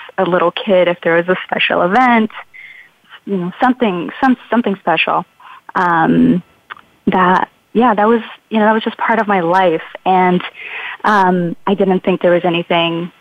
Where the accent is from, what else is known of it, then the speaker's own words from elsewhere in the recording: Brazil; now in Oakland, United States; I grew up in Brazil in the 80s